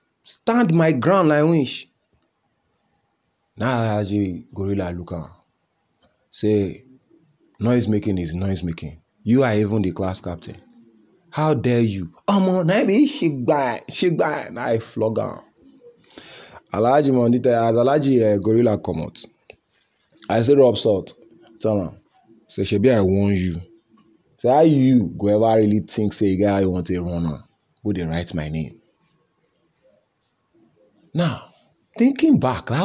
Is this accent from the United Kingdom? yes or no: no; Nigeria; as a Nigerian